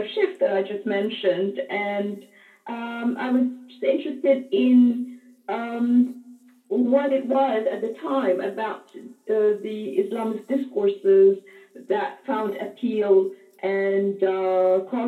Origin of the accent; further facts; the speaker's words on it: Cairo, Cairo Governorate, Egypt; at the American University in Cairo, where I grew up.